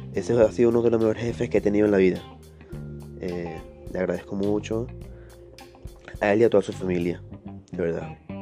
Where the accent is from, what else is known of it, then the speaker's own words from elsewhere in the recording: Ciudad Bolívar, Bolívar, Venezuela; moved away as an adult; also born or lived in Caracas; tuve que devolverme a, Ciudad Bolívar, a mi tierra natal